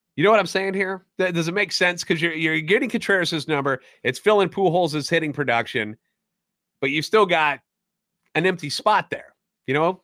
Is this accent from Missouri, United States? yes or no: yes; St. Louis, Missouri, United States; Born and raised in the Lou, with a lifetime Cardinals fan